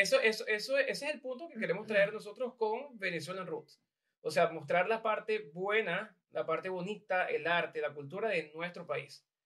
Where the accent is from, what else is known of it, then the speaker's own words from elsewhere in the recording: Venezuela; now in Ireland; yo era venezolano